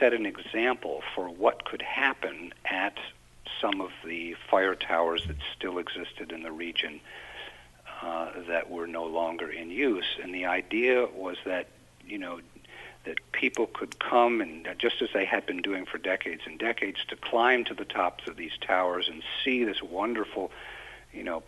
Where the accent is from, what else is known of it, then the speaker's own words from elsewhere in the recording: Plattsburgh, New York, United States; I grew up in Plattsburgh